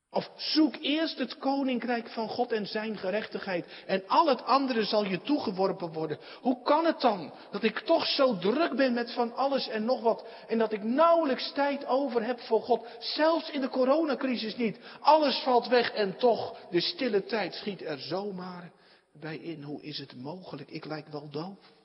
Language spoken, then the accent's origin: Dutch; Netherlands; we ook als Nederlanders